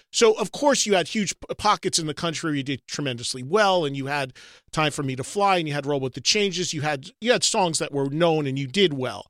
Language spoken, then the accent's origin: English; New Jersey, United States; my home state of New Jersey